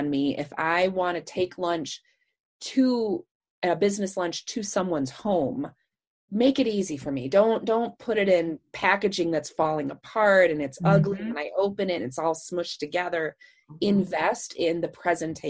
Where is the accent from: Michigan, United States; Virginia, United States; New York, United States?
Michigan, United States; moved away; I'm from Michigan